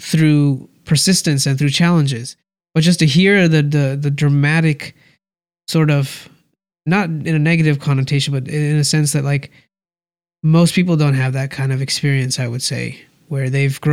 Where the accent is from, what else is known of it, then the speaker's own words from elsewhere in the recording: India; I'm from India.